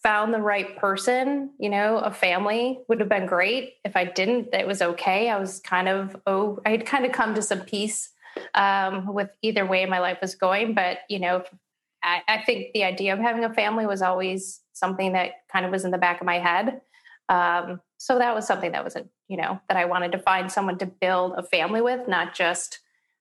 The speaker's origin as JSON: {"language": "English", "town": "Kalamazoo", "region": "Michigan", "country": "United States", "tie": "born or raised there", "moved": "as an adult", "lives_now": "Chicago, United States", "said": "I'm from Michigan originally. I grew up in Kalamazoo, Michigan."}